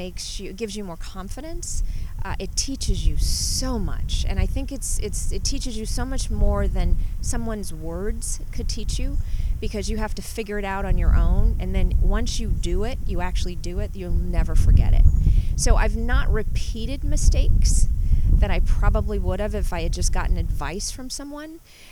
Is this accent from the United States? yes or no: yes; Southern California, United States; moved away as an adult; also born or lived in New Orleans, Louisiana; now in Napa, United States; I was just under 5 when we moved to Southern California. Okay. So I grew up in Southern California.